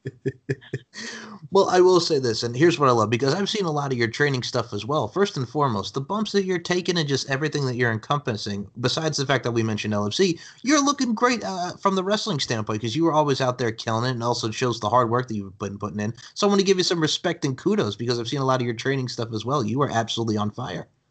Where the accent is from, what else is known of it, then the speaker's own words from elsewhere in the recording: Long Island, New York, United States; now in Myrtle Beach, United States; as a kid growing up on Long Island, New York